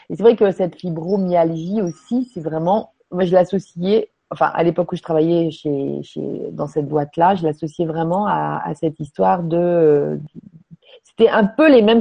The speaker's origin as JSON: {"language": "French", "region": "Quebec", "country": "Canada", "said": "Peut-être parce que je suis du Québec que je connais pas."}